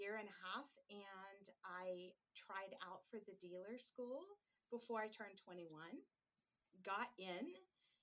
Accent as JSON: {"language": "English", "region": "Midwest", "country": "United States", "also_born_or_lived": "Lake Tahoe", "moved": "as an adult", "lives_now": "Oregon, United States", "said": "I'm actually originally from the Midwest"}